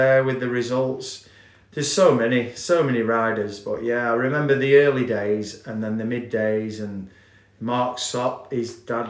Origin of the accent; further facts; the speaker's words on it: Blackpool, North West England, United Kingdom; he was from Wigan and I was from Blackpool, and we raced in the Northwest.